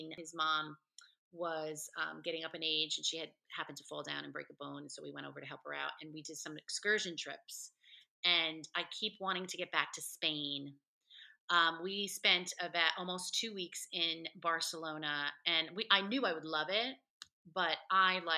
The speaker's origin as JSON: {"language": "English", "region": "New Jersey", "country": "United States", "tie": "born or raised there", "moved": "as an adult", "said": "I grew up in New Jersey, so I grew up around a lot of Latino people"}